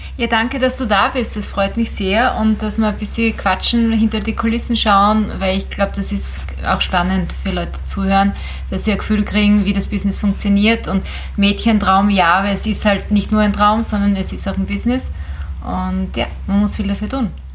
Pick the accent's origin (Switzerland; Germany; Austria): Austria; Eastern Styria; ich bin ja in der Oststeiermark groß geworden